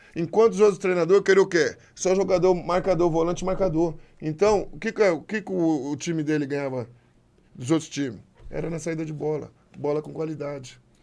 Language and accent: Portuguese; Brazil; Eu sou brasileiro. Brasileiro, minha nacionalidade, sou o quê? Brasil